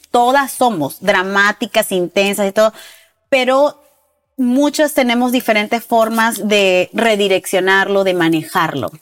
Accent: Peru; yo soy de Perú

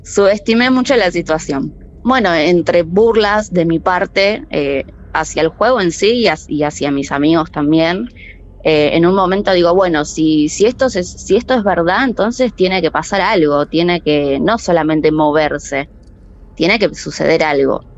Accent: Merlo, Buenos Aires Province, Argentina; Soy de Merlo, Buenos Aires.

